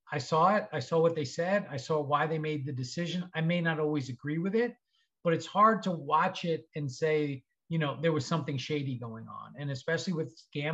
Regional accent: Long Island, New York, United States; Growing up in Long Island, New York, went to school in New York

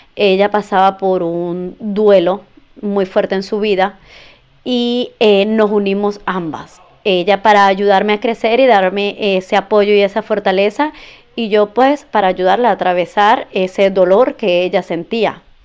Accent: Venezuela; moved away as an adult; now in United States; soy inmigrante, soy venezolana. Llegué a este país hace ocho años.

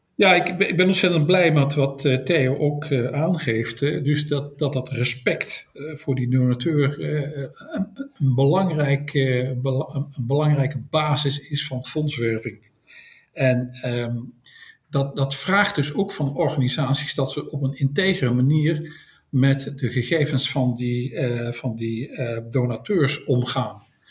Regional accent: Tilburg, North Brabant, Netherlands; now in Schoorl, Netherlands; ik kom van oorsprong uit Tilburg, maar ik woon op dit moment woon ik in Schorl aan de kust.

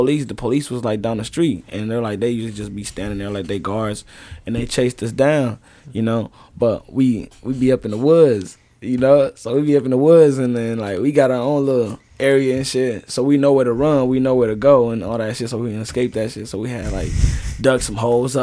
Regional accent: Tanzania; also born or lived in Rock Island, Illinois, United States; now in United States; I'm from East side Africa. That's in Tanzania. But that's where, like, I was a refugee

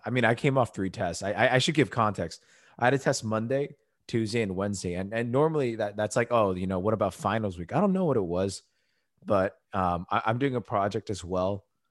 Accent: United States; we're American

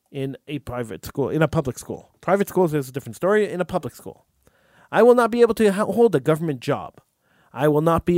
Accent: Montreal, Quebec, Canada; I was born in Montreal and raised in Montreal

